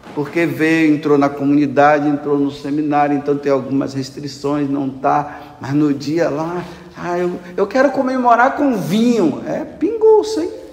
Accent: Brazil; Eu sou brasileiro.

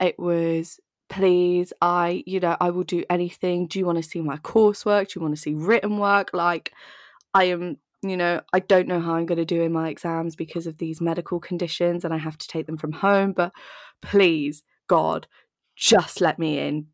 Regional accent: Dorset, South West England, United Kingdom; now in London, United Kingdom; I grew up in Dorset

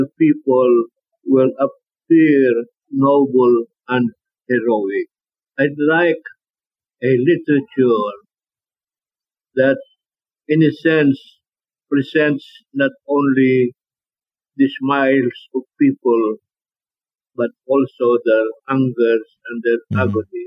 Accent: Philippines; English is a second language; Filipinos have a very great problem with language, because, like myself, when I write in English, it's not my mother tongue

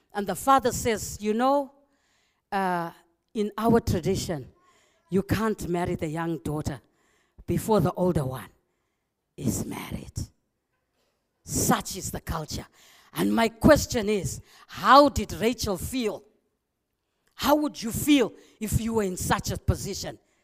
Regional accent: Zimbabwe; moved away; I love my country, you know. I'm from Zimbabwe

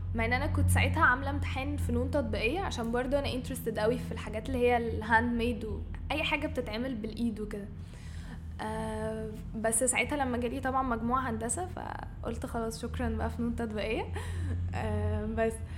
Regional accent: Cairo, Cairo Governorate, Egypt; انا من القاهره بس الروتس بتاعتي من اسوان

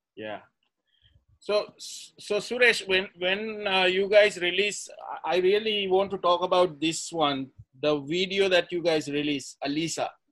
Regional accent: Sri Lanka; moved away as an adult; as a fan growing up in Sri Lanka

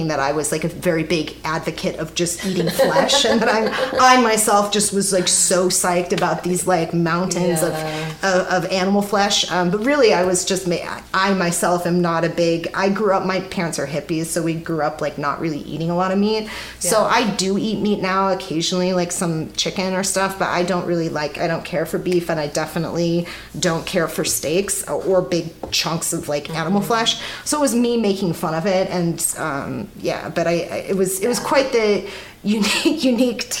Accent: Kansas City, United States; I grew up in Kansas City

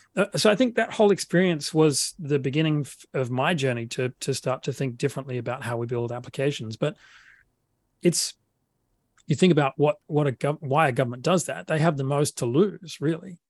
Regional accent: Adelaide, South Australia, Australia; accent: Australian; moved away as an adult; now in Sydney, Australia; I grew up in uh, in South Australia in a city called Adelaide

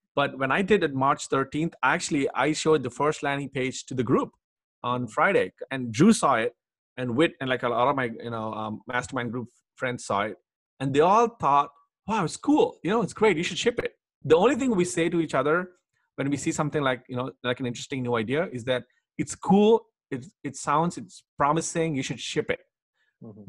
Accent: Hyderabad, Telangana, India; I grew up in India in Hyderabad.

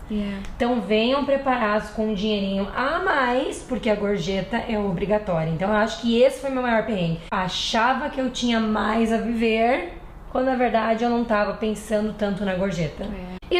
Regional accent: South Region, Brazil; a gente é do sul do Brasil, né? E o sul é conhecido porque é muito frio e muito quente.

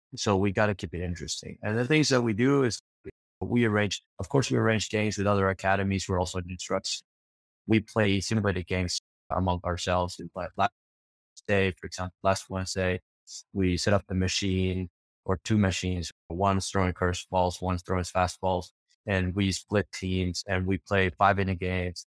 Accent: Argentina; I'm from Argentina.

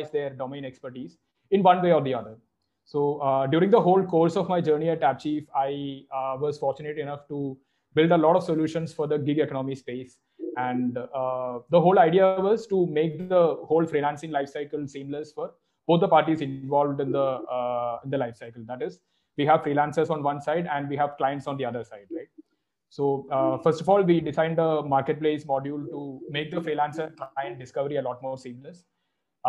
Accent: Kerala, India; moved away as an adult; also born or lived in Pilani; I'm originally from Kerala, and I did all my schooling back in Kerala itself.

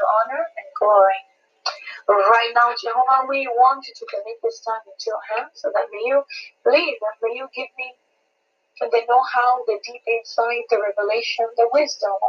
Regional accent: Malawi; now in Seattle, United States; I am originally from Malawi, Central Africa, but I am in Seattle area in Washington.

